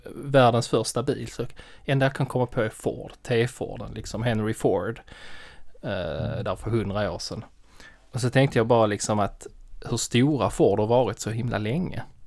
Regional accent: Skåne, Sweden; jag är skåning

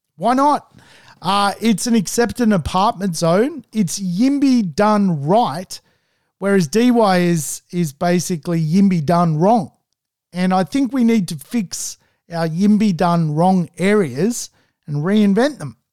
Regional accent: Sydney, New South Wales, Australia; I'm from the Northern Beaches in Sydney.

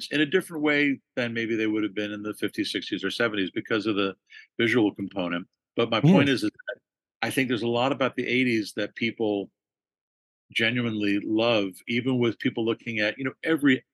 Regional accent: Los Angeles, California, United States; growing up in Los Angeles

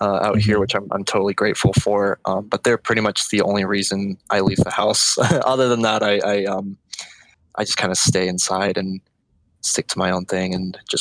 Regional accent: Florida, United States; also born or lived in Orlando, Florida; I was born and raised in Florida my whole life, spent my early childhood in South Florida. So, it was around like Miami

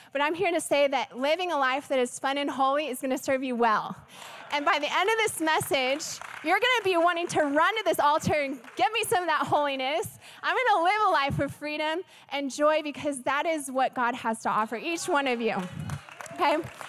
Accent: the Bible Belt, United States; also born or lived in Texas; I come from the Bible Belt. My husband and I moved here from Texas, and we love Texas.

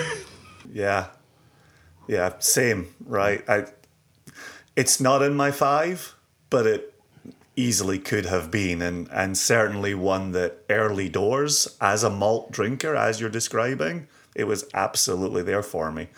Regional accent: Scotland, United Kingdom; moved away as an adult; now in United States; growing up in Scotland

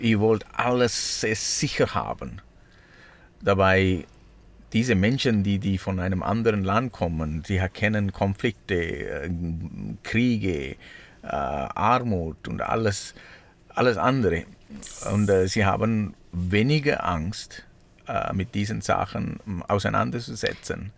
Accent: Sri Lanka; German is a second language; now in Switzerland; ich komme aus Sri Lanka

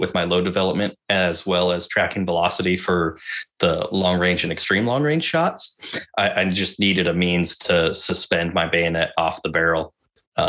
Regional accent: United States; I'm a white man and I'm an American

